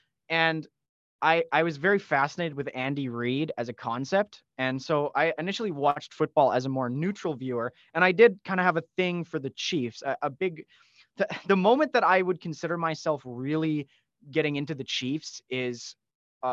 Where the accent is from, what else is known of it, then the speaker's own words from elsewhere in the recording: Edmonton, Alberta, Canada; accent: Canadian; being from Edmonton